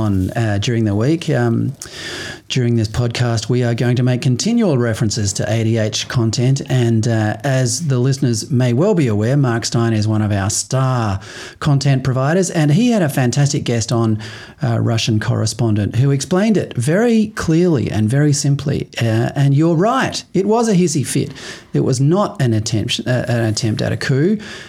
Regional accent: Perth, Western Australia, Australia; When I was a kid growing up in Perth, I used to live next to the Caranup shopping centre

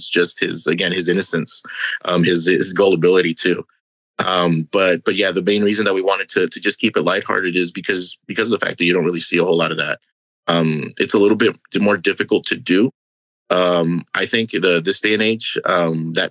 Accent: Brownsville, Texas, United States; moved away as an adult; also born or lived in Dallas, Texas / Houston, Texas; We were both born and raised in Brownsville, Texas

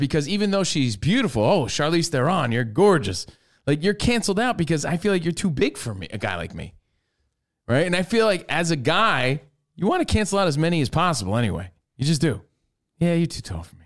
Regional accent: New York, United States; growing up in New York

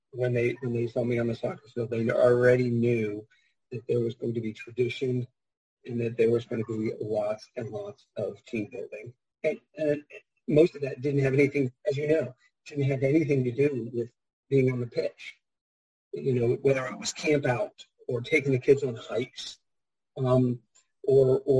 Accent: Fredericksburg, Virginia, United States; moved away as an adult; I grew up in Fredericksburg and went around the whole world and then ended up coming back here when my wife got a job back in this area

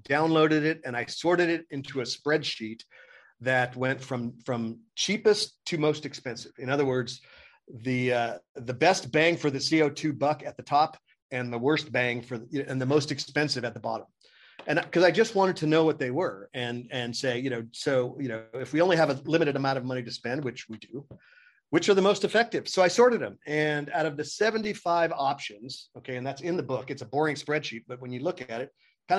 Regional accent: Oakland, California, United States; I'm from Oakland and from downtown Oakland, not a good part of town.

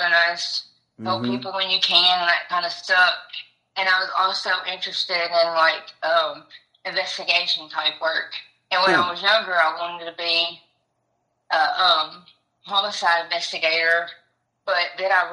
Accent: Camden, Arkansas, United States; moved away; Camden, Arkansas, in the country

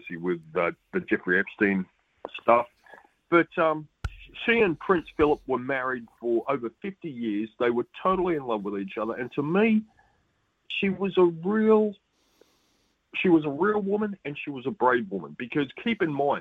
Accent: Australia; I'm a very happy Australian sports fan

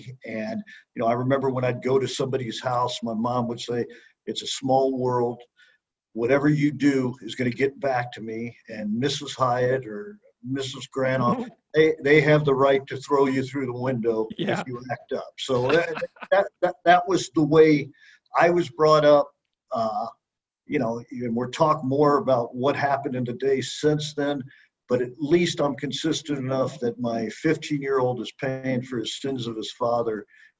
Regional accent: Kansas City, United States; You know, I cop out and go Kansas City, but I literally grew up a block off State Line Road out south.

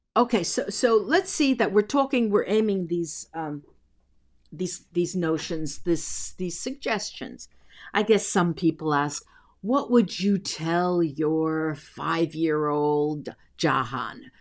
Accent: East Coast, United States; also born or lived in New York / New Jersey; I grew up on the East Coast. Half of my life was, uh, spent between New York and New Jersey.

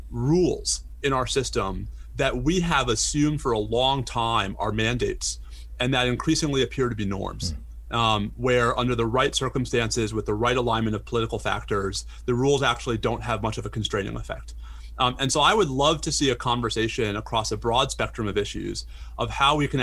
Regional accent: New York, United States; as a New Yorker

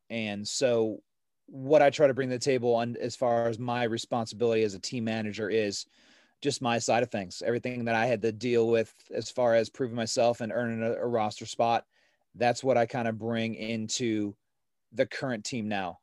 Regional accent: Ohio, United States; growing up in Ohio, we, uh, we started playing at a, at a smaller course just south of Cleveland, um, in Medina, Ohio

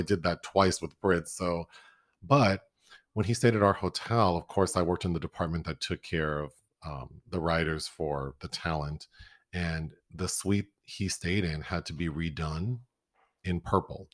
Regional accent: Minnesota, United States; we're from Minnesota

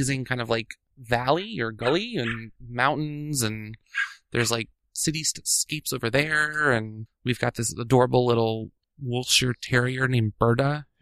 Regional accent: Washington, District of Columbia, United States; I grew up in D.C., just outside D.C. in the burbs

